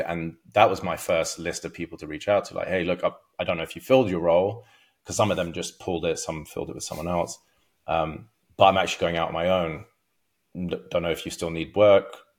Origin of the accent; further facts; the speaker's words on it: London, United Kingdom; moved away as an adult; also born or lived in Los Angeles, United States; now in Orange County, United States; I'm from London originally.